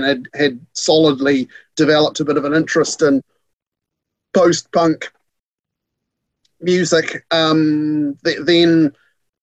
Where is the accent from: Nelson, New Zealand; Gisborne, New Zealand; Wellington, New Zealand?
Nelson, New Zealand; moved away; I grew up in Nelson, which is at the top end of the South Island